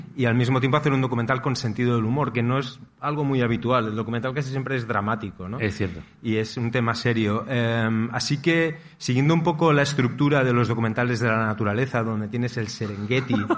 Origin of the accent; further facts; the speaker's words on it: Barcelona, Catalonia, Spain; moved away as an adult; now in Costa Brava, Spain; yo vivo en la Costa Brava, soy de Barcelona, pero hace muchos años que vivo en la Costa Brava